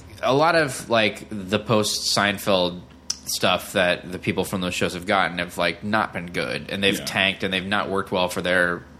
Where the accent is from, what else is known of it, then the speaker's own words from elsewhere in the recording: Okemos, Michigan, United States; moved away; I'm from Okemos, so I'm from Michigan originally, too.